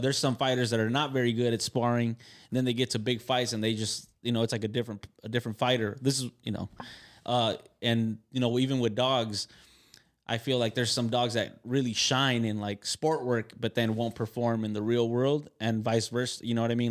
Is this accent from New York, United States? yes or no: no; Carson, California, United States; I'm from Carson